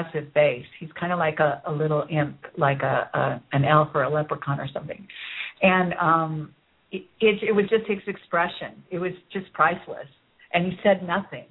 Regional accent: Bay Area, California, United States; I grew up in the Bay Area, where Apple Computer was, you know, kind of created

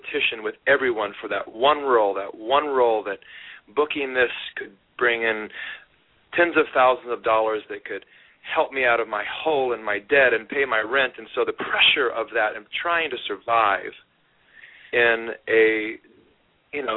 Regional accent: Sacramento, California, United States; moved away as an adult; also born or lived in Hollywood; came to Hollywood from my hometown of Sacramento

